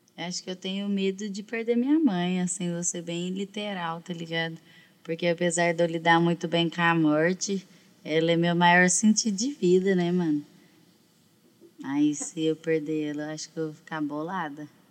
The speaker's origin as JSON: {"language": "Portuguese", "region": "Minas Gerais", "country": "Brazil", "also_born_or_lived": "São Paulo", "said": "eu sou mineira"}